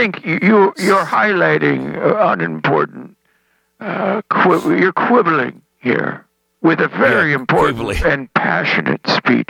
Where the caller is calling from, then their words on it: Sun City, Florida, United States; I'm calling from Sun City, Florida.